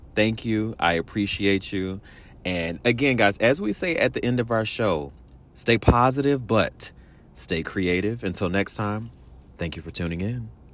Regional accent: Washington, District of Columbia, United States; moved away; my hometown, my folks out in Washington D.C.

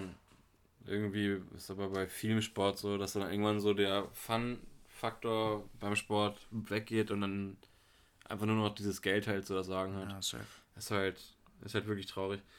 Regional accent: near Hanover, Lower Saxony, Germany; moved away; ich komm aus der Nähe von Hannover her.

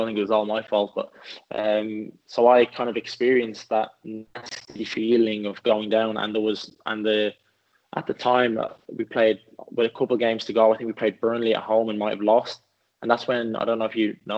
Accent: Swords, Leinster, Ireland; also born or lived in Dublin; now in England; I'm from Swords. My family still lives there now

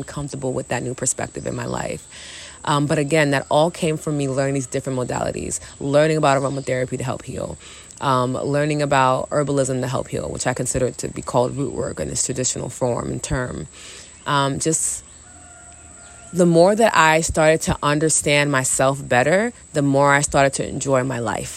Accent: New York City, New York, United States; also born or lived in Long Island, New York; I'm a New York City chick. I was born in the Bronx, grew up in Queens and Long Island and Harlem.

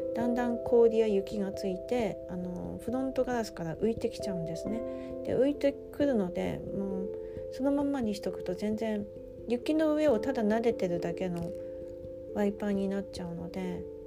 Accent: Aomori, Japan; moved away as an adult; 五年半前まで青森県青森市で生まれ育ち、長くそちらに住んでおりました

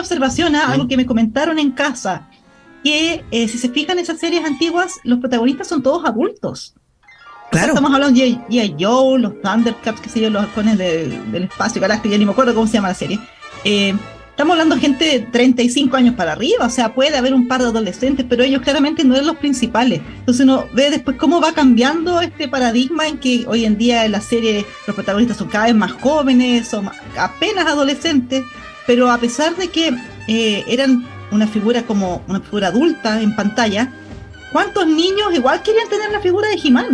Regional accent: Parral, Maule, Chile; moved away; yo en esos años de mi infancia yo vivía en Parral

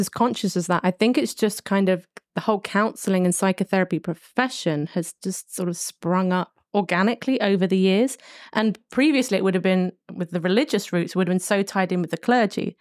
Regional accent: London, United Kingdom; I'm coming from London, a major city

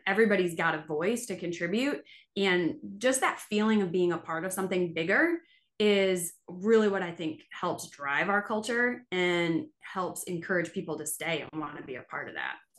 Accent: Buffalo, New York, United States; moved away as an adult; now in Mississippi, United States; I was from Buffalo, New York

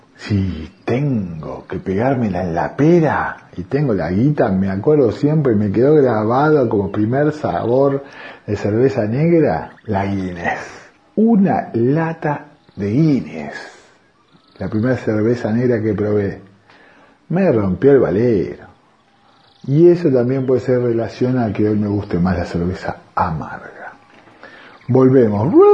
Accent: Argentina; Prefiero seguir siendo argentino

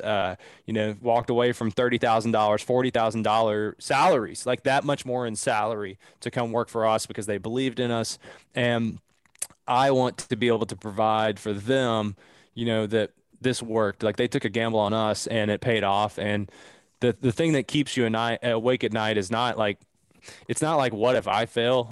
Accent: Southeastern Kentucky, United States; I'm from Southeastern Kentucky, man, like, grew up really redneck

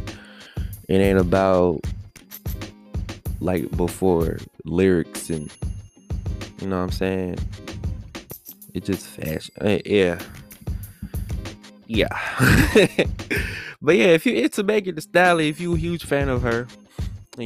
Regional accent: Washington, District of Columbia, United States; Chocolate City, aka my hometown, Washington DC

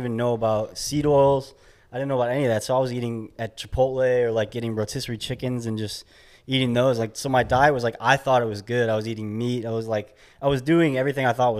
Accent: Chicago, Illinois, United States; moved away as an adult; also born or lived in New York / Indianapolis, Indiana; I grew up in the Midwest, like Chicagoland area

